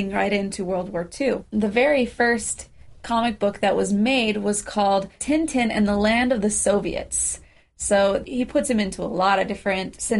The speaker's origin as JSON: {"language": "English", "country": "United States", "said": "we're American."}